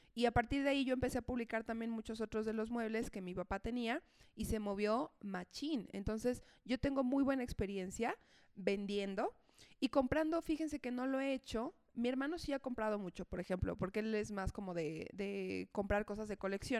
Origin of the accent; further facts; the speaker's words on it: Mexico City, Mexico; also born or lived in León; soy de Ciudad de México, pero vivía allá por temas de trabajo